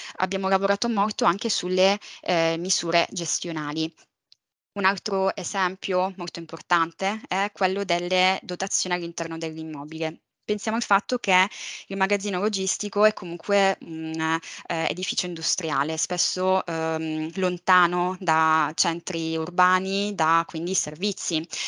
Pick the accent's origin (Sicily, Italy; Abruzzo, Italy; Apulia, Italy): Sicily, Italy; Palermo; also born or lived in Valencia; sono nata e cresciuta a Palermo